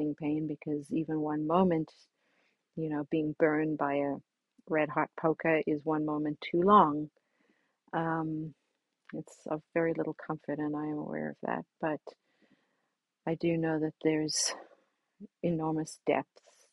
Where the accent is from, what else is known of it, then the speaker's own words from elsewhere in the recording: South Africa; as a little girl growing up in South Africa on a beach